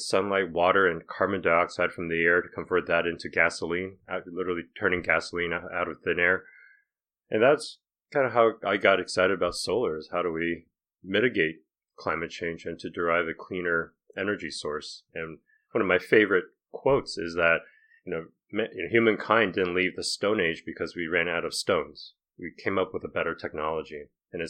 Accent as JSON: {"language": "English", "country": "Taiwan", "tie": "born or raised there", "also_born_or_lived": "Boston, United States", "moved": "as an adult", "lives_now": "United States", "said": "I was born in Boston, but at age six, my parents decided to move to Taiwan. So I spent 12 years in Taiwan in Asia, graduated from high school there, and then came to the U.S."}